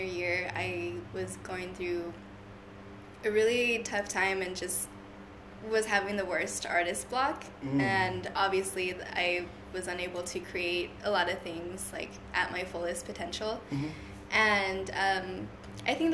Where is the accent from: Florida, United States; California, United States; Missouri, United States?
California, United States; Hanford; also born or lived in Fresno, California; there's three different high schools in my hometown.